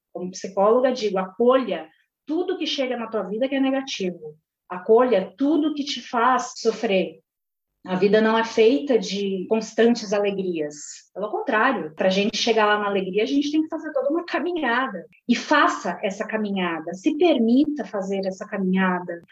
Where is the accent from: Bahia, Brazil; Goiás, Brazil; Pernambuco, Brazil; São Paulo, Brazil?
São Paulo, Brazil; Santos; moved away as an adult; now in São Paulo, Brazil; Eu sou da Baixada Santista, sou nascida em Santos